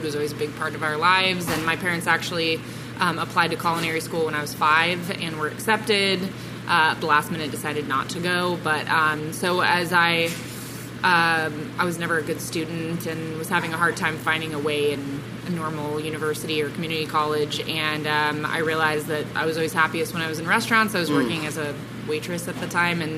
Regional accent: Santa Ynez, California, United States; moved away as an adult; also born or lived in New York City; I grew up in Santa Ynez, and from the time I was 5 till I was 17, and then left, and now I'm back.

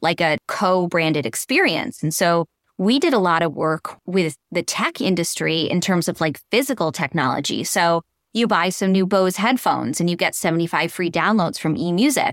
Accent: Western Massachusetts, United States; I'm a Massachusetts girl. I grew up in Western Mass, just outside of the Berkshires

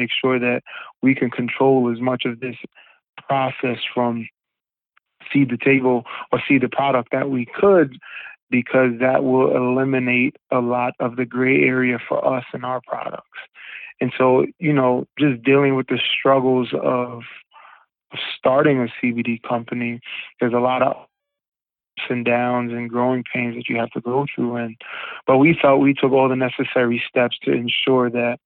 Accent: Rockland County, New York, United States; also born or lived in Harlem, New York; I moved back to Rockland County, which, you know, where I grew up in the latter part of my life

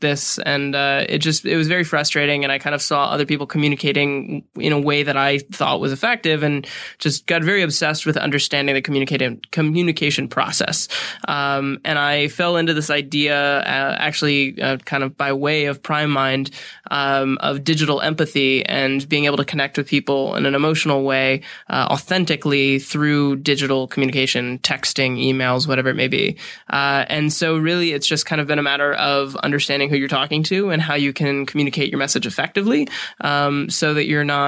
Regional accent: Atlanta, Georgia, United States; also born or lived in Vermont; now in Los Angeles, United States; I am actually from Atlanta by way of Vermont.

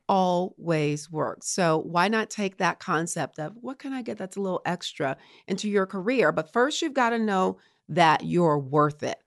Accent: Baton Rouge, Louisiana, United States; moved away as an adult; also born or lived in Morgan City, Louisiana / Colorado Springs, Colorado / Richmond, Virginia; I'm from Baton Rouge, Louisiana, Southern girl

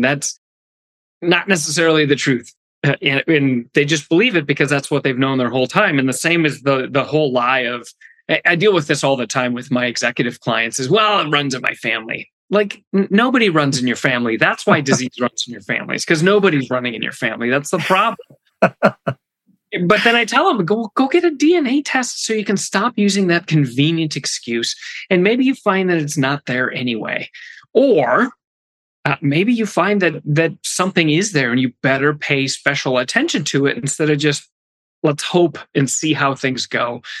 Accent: Bismarck, North Dakota, United States; Bismarck, North Dakota.

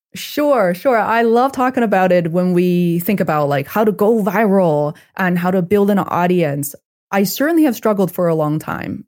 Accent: China; moved away; I'm originally from China

